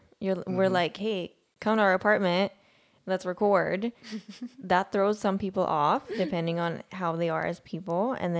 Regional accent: Sweden; also born or lived in Pakistan; now in United States; I was born in Sweden.

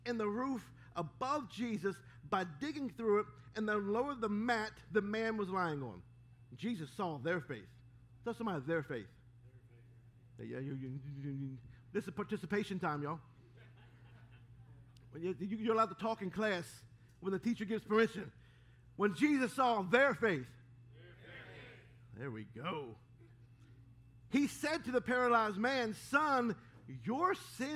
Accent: Baltimore, Maryland, United States; My brother and I, growing up in Baltimore

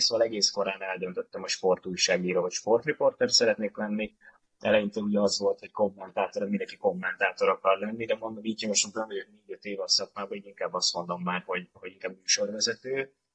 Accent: Budapest, Hungary; a tizenötödik kerülethez, ahol felnőttem

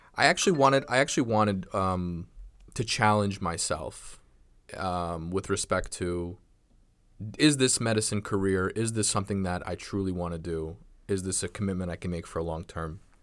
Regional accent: Nassau County, Long Island, New York, United States; also born or lived in Brooklyn, New York; moved out to Long Island, grew up in Nassau

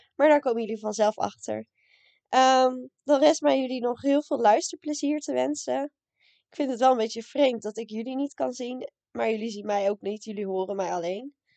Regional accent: Raalte, Overijssel, Netherlands; moved away as an adult; now in Leiden, Netherlands; Ik kom uit Raalte, maar woon nu in Leiden

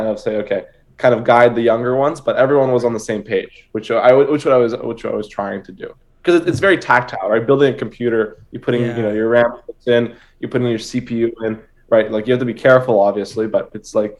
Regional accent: Toronto, Ontario, Canada; I'm from Toronto, Canada

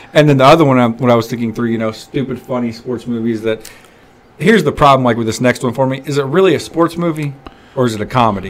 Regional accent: Arkansas, United States; I'm from Arkansas.

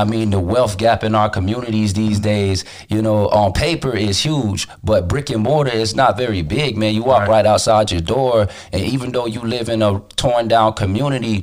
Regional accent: West Palm Beach, Florida, United States; I'm from West Palm Beach.

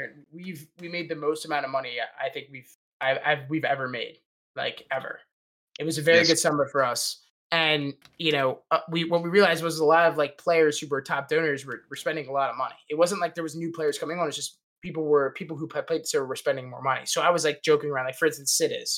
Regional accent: Maryland, United States; I'm from Maryland

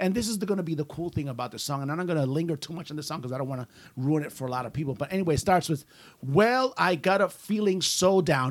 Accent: United States

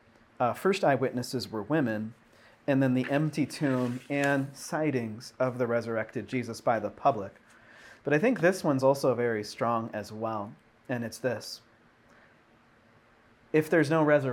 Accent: Seattle, Washington, United States; in my hometown in Seattle

